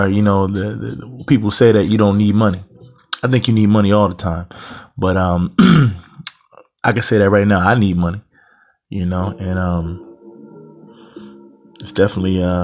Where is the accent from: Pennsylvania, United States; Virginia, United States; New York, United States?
Pennsylvania, United States; Eastern; I'm from Pennsylvania. Eastern part of Pennsylvania, about 90 minutes from Philadelphia